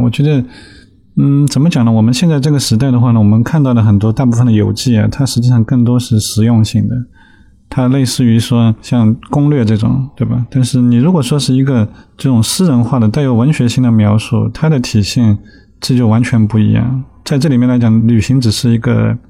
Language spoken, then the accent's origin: Chinese; Shanghai, China; 我小时候是在 在上海郊区的崇明岛长大，那直到十八岁，其实几乎就没有离开过这个小岛